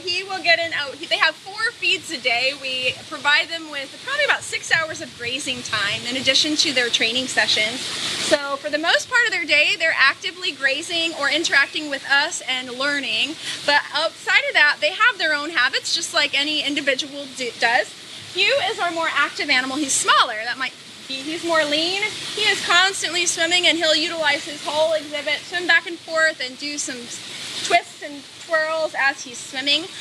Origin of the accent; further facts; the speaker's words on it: Hawaii, United States; moved away; I'm from Hawaii.